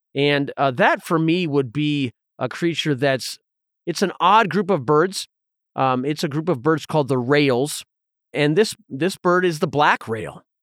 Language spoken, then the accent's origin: English; Southern Appalachians, Southeast, United States; growing up in the Southeast in the, in the Southern Appalachians